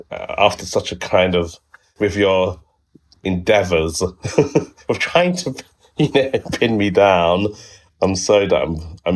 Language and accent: English; London, United Kingdom; I was born in East London. And I grew up there